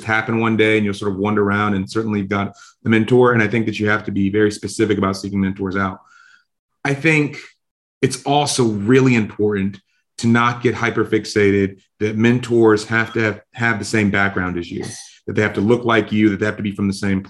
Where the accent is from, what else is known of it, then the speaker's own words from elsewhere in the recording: South Carolina, United States; as a black man growing up in South Carolina